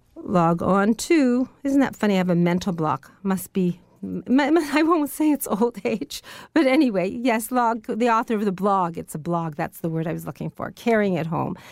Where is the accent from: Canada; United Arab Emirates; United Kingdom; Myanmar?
Canada; Niagara Peninsula, Ontario; I was brought up in the Niagara Peninsula